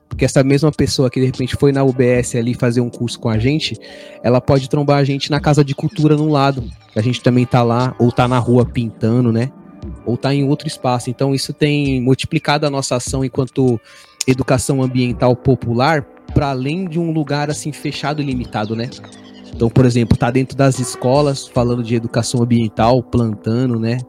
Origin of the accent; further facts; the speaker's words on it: Vazante quilombola community, near Seabra, Bahia, Brazil; now in Taboão da Serra, Brazil; tenho origem na comunidade quilombola da Vazante, próximo de Seabra, na Bahia